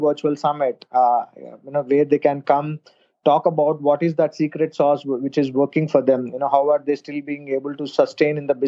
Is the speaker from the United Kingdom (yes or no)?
no; India; I'm a marketer from India.